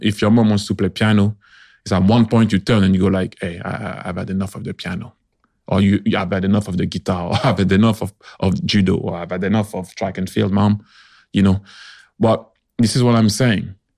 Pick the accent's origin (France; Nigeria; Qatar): France; I was born in France